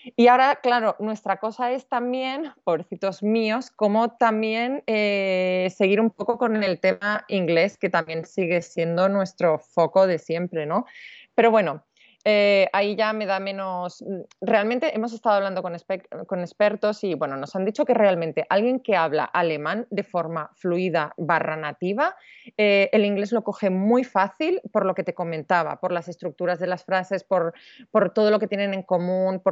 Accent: Spain; moved away as an adult; also born or lived in Switzerland; se entera que yo soy española

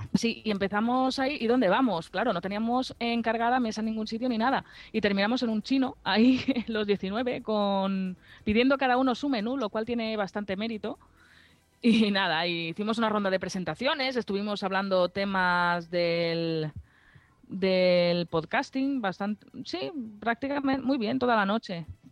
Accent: Alicante, Valencian Community, Spain; aquí en mi tierra, en Alicante

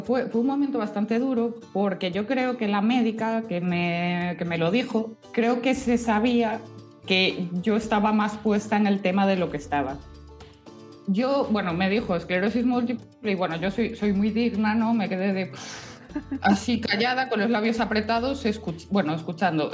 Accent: Vigo area, Galicia, Spain; mi tierra es un lujo para eso

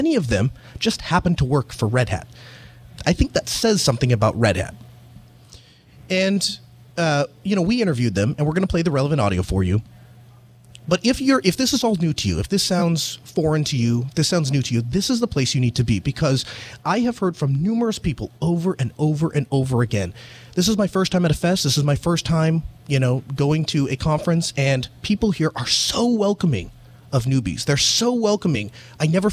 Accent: North Dakota, United States; I'm from North Dakota

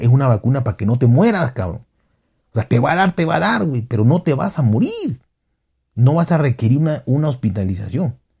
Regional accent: Mexico; en México todos, todos tenemos no un conocido, no un amigo, sino un familiar que se murió de COVID

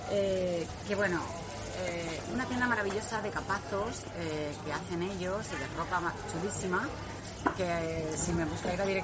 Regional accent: Spain; somos españolas

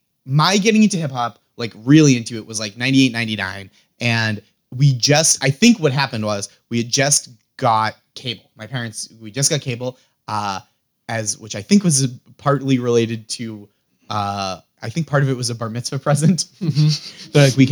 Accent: Massachusetts, United States; I grew up in …, Massachusetts.

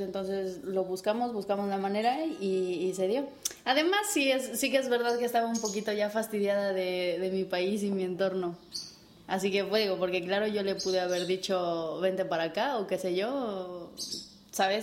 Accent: Mexico; moved away as an adult; now in Spain; como buena mexicana chingona que soy

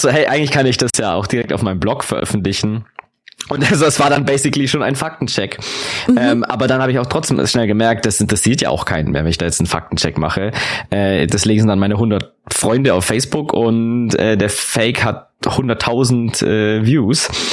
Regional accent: Augsburg, Bavaria, Germany; ich bin ja auch aus Augsburg

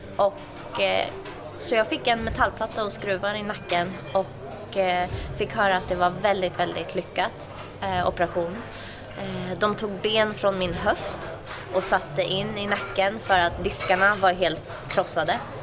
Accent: outside Uppsala, Uppsala County, Sweden; jag är uppväxt utanför Uppsala.

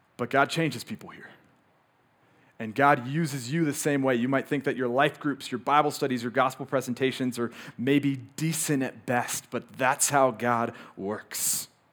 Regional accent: Moscow, Idaho, United States; born or raised there

